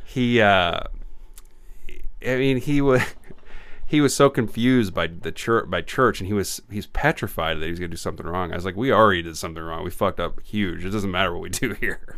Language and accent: English; Illinois, United States; I grew up in Illinois